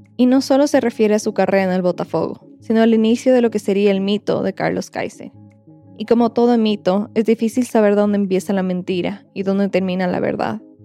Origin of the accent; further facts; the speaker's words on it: Ecuador; lo que en mi país, Ecuador, se dice una pachanguita